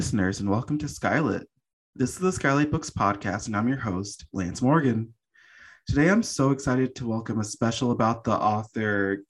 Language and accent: English; Jamaica; because I'm Jamaican and we're talking about like dialects